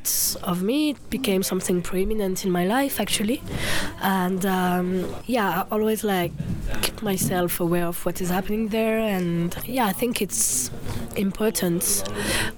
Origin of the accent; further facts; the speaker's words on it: France; I grew up in France, simply because I have the French citizenship.